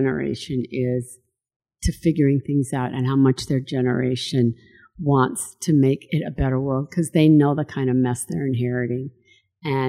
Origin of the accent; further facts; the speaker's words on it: Salt Lake City, Utah, United States; I grew up in Salt Lake. Yeah. I grew up right here in Salt Lake